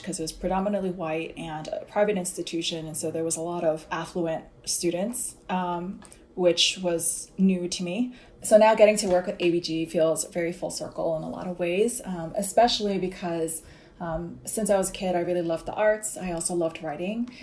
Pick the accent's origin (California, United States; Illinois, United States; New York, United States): New York, United States; I grew up in a town called Fresh Meadows in uh, the borough of Queens